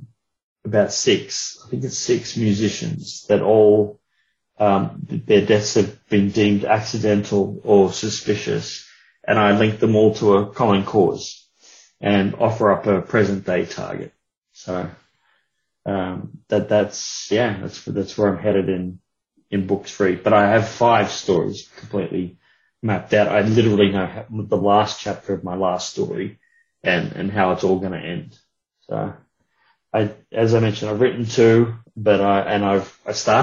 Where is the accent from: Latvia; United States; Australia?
Australia; being of Australian origin